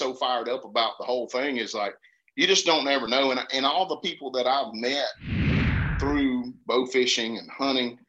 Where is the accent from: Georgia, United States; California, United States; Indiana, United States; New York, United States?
Georgia, United States; I'm from Georgia